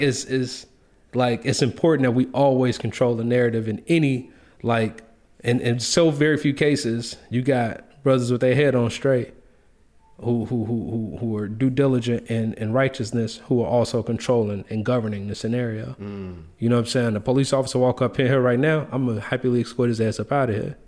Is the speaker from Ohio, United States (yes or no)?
no; Chicago, Illinois, United States; I grew up in the Greens. I'm from Cabrini Green Projects.